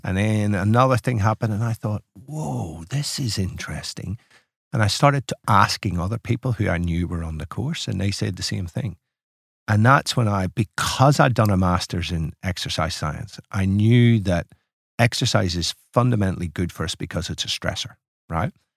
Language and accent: English; Ireland; moved away as an adult; now in Melbourne, Australia; It's making an Irishman feel very at home.